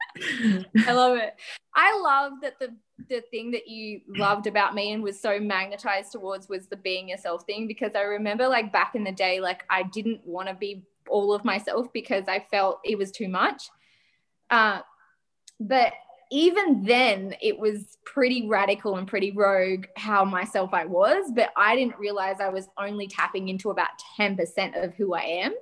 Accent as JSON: {"language": "English", "country": "Australia", "said": "We're Aussie lappers"}